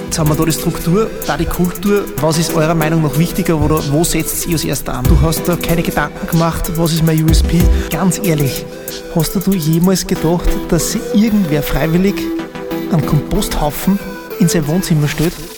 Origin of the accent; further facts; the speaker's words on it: Salzkammergut, Austria; accent: Salzkammergut German; mit meinem Salzkammergut Deutsch